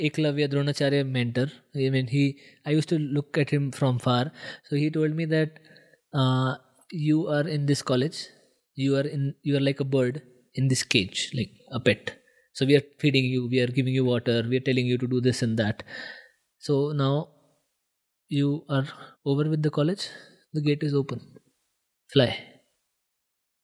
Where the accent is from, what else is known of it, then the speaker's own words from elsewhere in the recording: Nashik, Maharashtra, India; I want to be in Nasik, which is my hometown